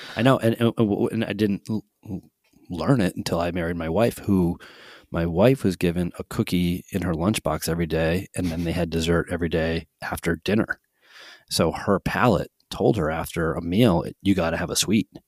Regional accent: Holyoke, Massachusetts, United States; also born or lived in South Hadley, Massachusetts; I grew up in Holyoke, Massachusetts

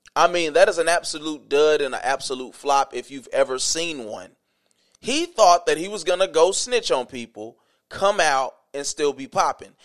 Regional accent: the South, United States; I grew up in the South. I grew up in the dirty South.

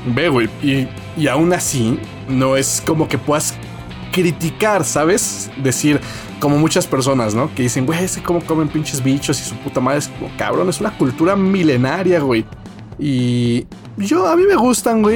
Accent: Mexico; Como buen mexicano

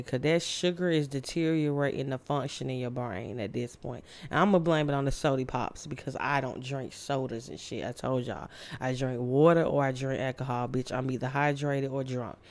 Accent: Candler Road, Georgia, United States; I grew up on Candler Road and I hung with all the bad kids in the hood

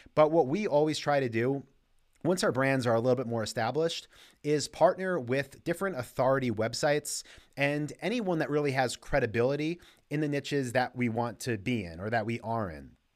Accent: New York, United States; I grew up in New York

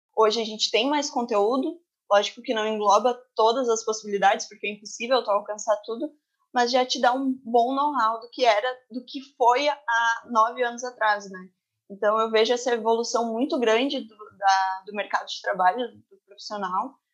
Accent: Terra de Areia, Rio Grande do Sul, Brazil; Eu sou natural de Terra de Areia, que é uma cidade no litoral do Rio Grande do Sul

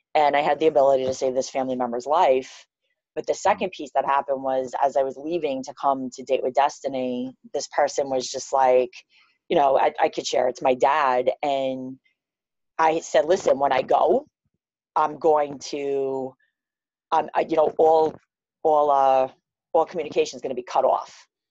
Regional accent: New York City, New York, United States; I'm from Queens, New York

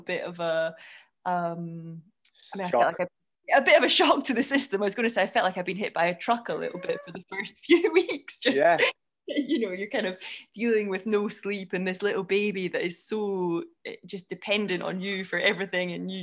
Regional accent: Scotland, United Kingdom; accent: Scottish; moved away as an adult; now in Oxfordshire, United Kingdom; I'm Scottish

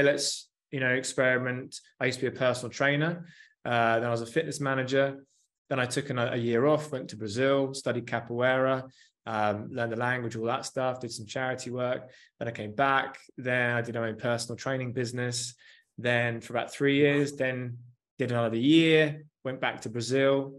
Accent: Surrey, South East England, United Kingdom; also born or lived in Australia; I'm a lad from Surrey in England

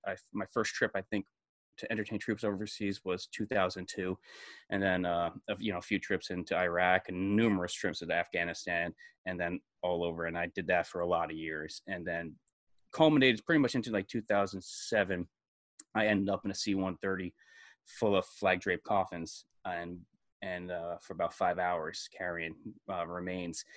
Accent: Brewster, New York, United States; moved away as an adult; I was born in New York City, and then, uh, I was raised in a town sixty miles north of New York City called Brewster

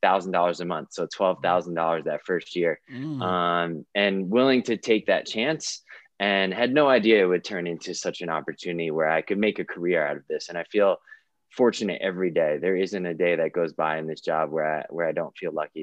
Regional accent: New York City, New York, United States; moved away as an adult; also born or lived in Virginia; now in Colorado Springs, United States; I grew up in New York City, swam for a YMCA there growing up

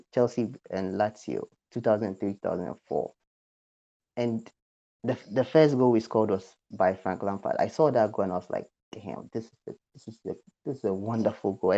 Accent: Ghana; growing up in Ghana

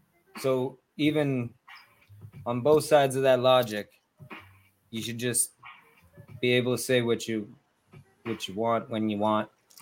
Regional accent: Canada; I'm everybody's favorite wild man. I am from Canada.

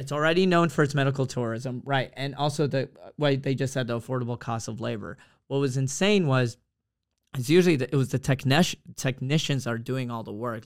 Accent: Dallas, Texas, United States; born or raised there; moved away

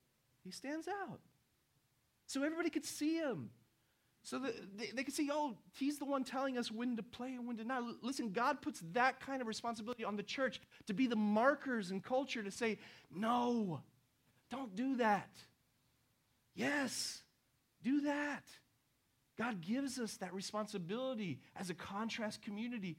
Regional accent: Houston, Texas, United States; also born or lived in Argentina; in the 80s in Houston, where I grew up, because, you know, I was from Argentina

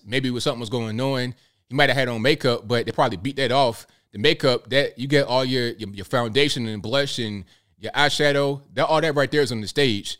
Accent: Virginia Beach, Virginia, United States; also born or lived in Newport News, Virginia; now in Chattanooga, United States; I grew up in Virginia Beach, that area

